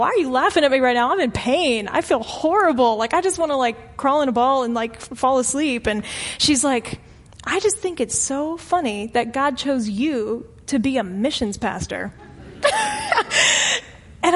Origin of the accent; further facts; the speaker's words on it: St. Petersburg, Florida, United States; moved away as an adult; now in Arlington, United States; my hometown of St. Petersburg, Florida